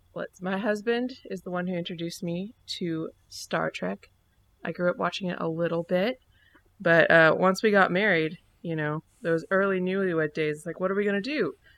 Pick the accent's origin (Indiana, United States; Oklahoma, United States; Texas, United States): Indiana, United States; Indianapolis; we're from Indy